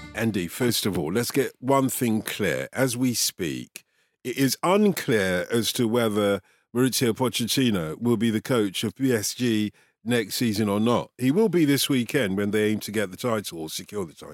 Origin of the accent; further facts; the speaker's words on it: London, United Kingdom; when I grew up in Tottenham